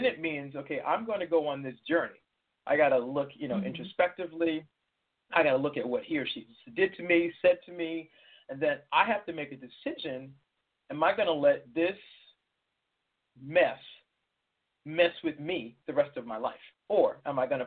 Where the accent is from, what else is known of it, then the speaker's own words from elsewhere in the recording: Boston, Massachusetts, United States; moved away; I'm originally from Boston